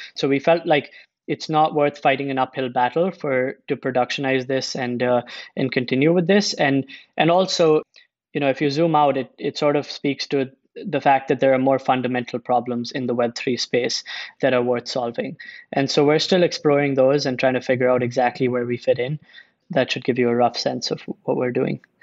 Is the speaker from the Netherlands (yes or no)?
no; India; moved away; also born or lived in United States; I'm originally from India. I spent a bunch of time in the US.